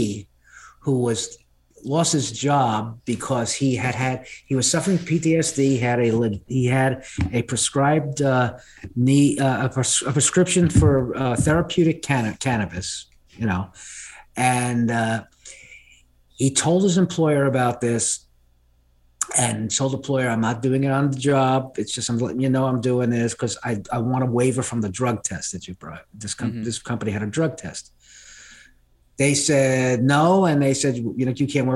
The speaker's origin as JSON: {"language": "English", "town": "New York City", "region": "New York", "country": "United States", "tie": "born or raised there", "said": "I grew up in New York City"}